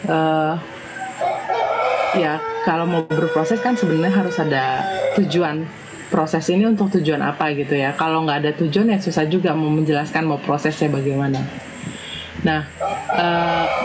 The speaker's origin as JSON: {"language": "Indonesian", "region": "Jakarta", "country": "Indonesia", "tie": "born or raised there", "said": "aku besar di Jakarta SMA aku adalah di Setiabudi di Sudirman uh, rumahku di Bekasi"}